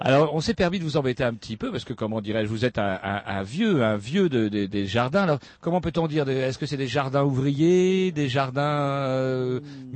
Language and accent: French; France; Chez nous, en France